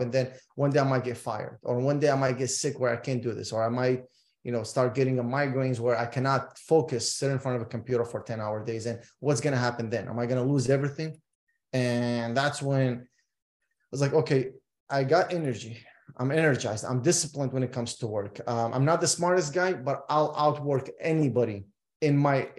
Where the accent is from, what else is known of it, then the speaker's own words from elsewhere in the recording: Iraq; moved away; I'm originally from Iraq